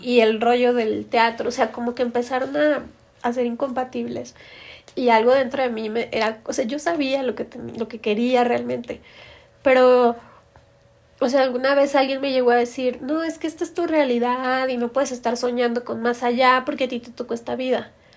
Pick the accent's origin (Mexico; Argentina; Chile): Mexico; Torreón, Coahuila; moved away as an adult; now in Mexico City, Mexico; soy de Torreón